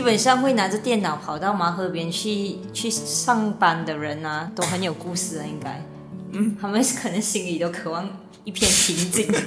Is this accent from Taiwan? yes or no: no; Malaysia; 我本人还有我们另外一个成员凯达，嗯。就是从小在那边长大的，那是我们的老家